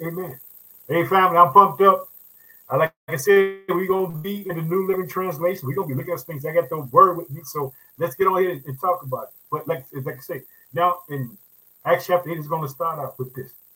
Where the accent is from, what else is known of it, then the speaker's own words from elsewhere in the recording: Illinois, United States; in the state of Illinois. Guess what? That's my home state. I reside in the city of Chicago.